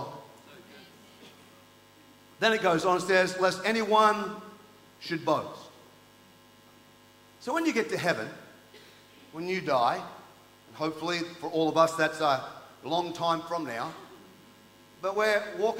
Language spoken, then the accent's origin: English; Townsville, Queensland, Australia; moved away; also born or lived in New Zealand; I grew up in Townsville, North Queensland